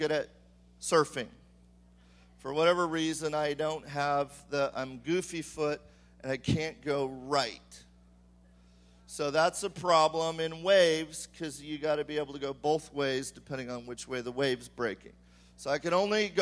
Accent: California, United States; I am from California and I have surfed

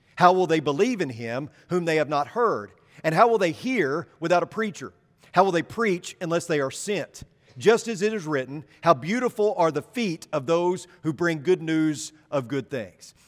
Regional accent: Arkansas, United States; I'm from Arkansas

